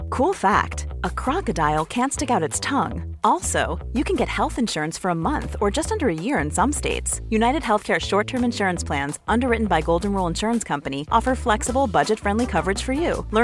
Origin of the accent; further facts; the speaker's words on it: Switzerland; Und eigentlich müssten wir doch als Schweizer, auch als Schweizer Zeitungen, mit unseren eigenen Leuten versuchen, uns ein Bild zu machen